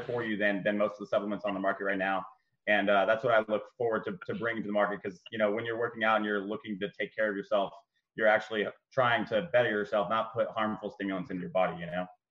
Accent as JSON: {"language": "English", "town": "San Diego", "region": "California", "country": "United States", "said": "I'm from San Diego, California"}